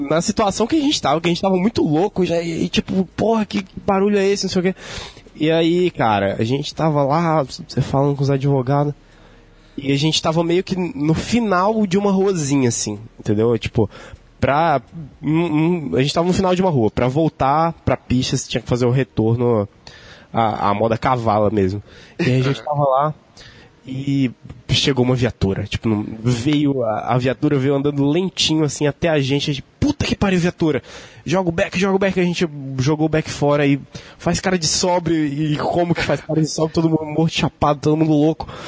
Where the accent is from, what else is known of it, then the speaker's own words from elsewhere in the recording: Rio Grande do Sul, Brazil; born there; eu nasci no Rio Grande do Sul